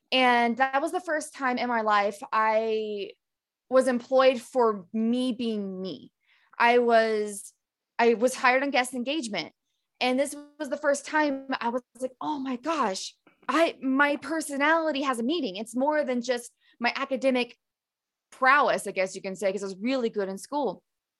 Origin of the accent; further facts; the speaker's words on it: Appalachia, United States; I grew up in the Appalachians, middle of nowhere. Used to have a pretty thick accent for anybody who's been to that part of the world. If you think of like West Virginia and Eastern Kentucky, that's pretty much where I grew up.